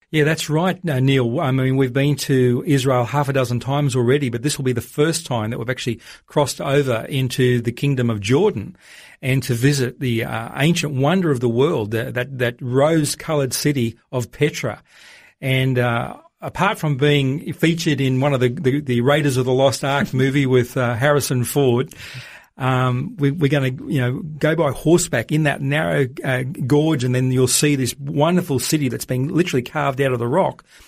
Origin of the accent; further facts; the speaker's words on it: Australia; as an Australian